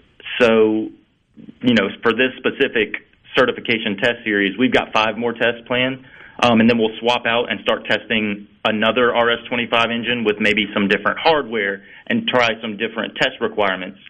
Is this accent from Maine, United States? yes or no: no; Picayune, Mississippi, United States; I was born in Picayune, which is just a few miles away from Stennis Space Center